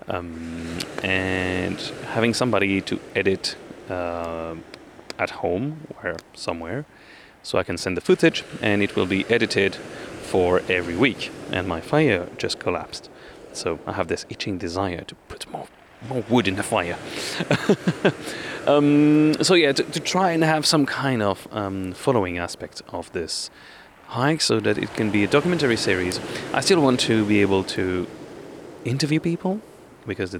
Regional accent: France; moved away; also born or lived in Batumi, Georgia

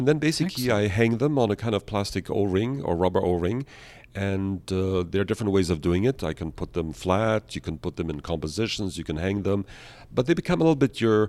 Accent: Vienna, Austria; also born or lived in Canada / United States; I was born in Canada. Then with my parents, I moved early on to Vienna, Austria, went to boarding school, and eventually, like most Europeans, I traveled to America.

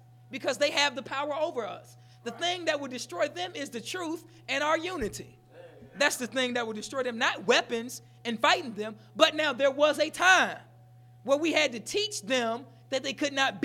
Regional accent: the South, United States; I grew up in the South.

